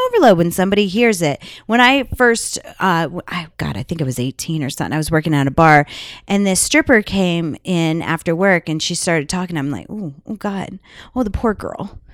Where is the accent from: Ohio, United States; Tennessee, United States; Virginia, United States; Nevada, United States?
Nevada, United States; Las Vegas; We're from Vegas